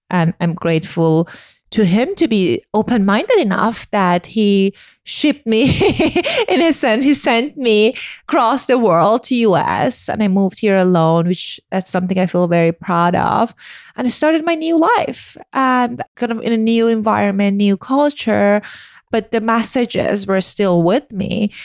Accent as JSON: {"language": "English", "country": "Iran", "tie": "born or raised there", "moved": "yes", "said": "I grew up in Iran"}